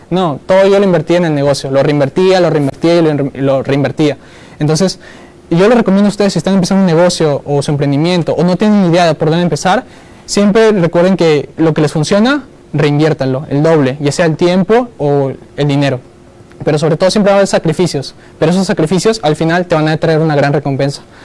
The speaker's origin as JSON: {"language": "Spanish", "region": "Lima", "country": "Peru", "tie": "born or raised there", "also_born_or_lived": "Iquitos, Peru", "said": "soy de Perú, soy de Iquitos, nací en Iquitos, pero mis padres me trajeron de pequeño, a los 5 o 6 años, acá a Lima"}